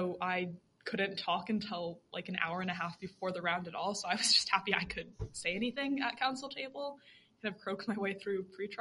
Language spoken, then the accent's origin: English; New Mexico, United States; moved away; I'm from New Mexico.